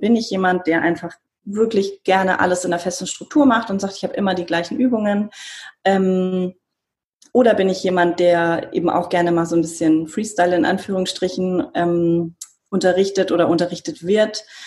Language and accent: German; Bavaria, Germany; moved away; ich bin in Bayern aufgewachsen, also wirklich sehr konservativ.